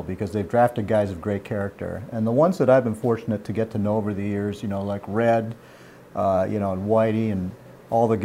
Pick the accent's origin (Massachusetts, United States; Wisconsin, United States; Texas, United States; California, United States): Massachusetts, United States; Boston; opening day was always a tradition for me growing up in Boston. I didn't grow up in New York